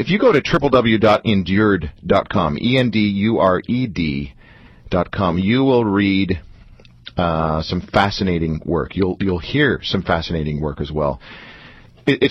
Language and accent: English; Toronto, Ontario, Canada; That's where I was born, too